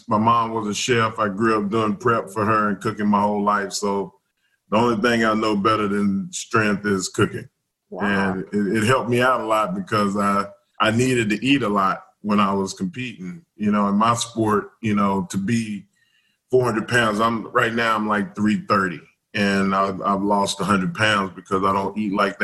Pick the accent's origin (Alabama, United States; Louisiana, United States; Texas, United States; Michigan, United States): Texas, United States; Southeast; I grew up in Southeast Texas, and we didn't have a lot of other chicken places.